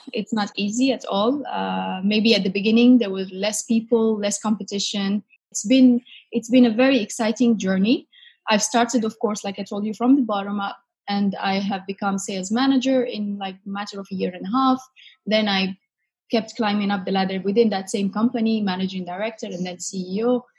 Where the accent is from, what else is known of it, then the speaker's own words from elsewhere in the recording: Casablanca, Casablanca-Settat, Morocco; moved away as an adult; now in Dubai, United Arab Emirates; So I am from Morocco, Casablanca in particular.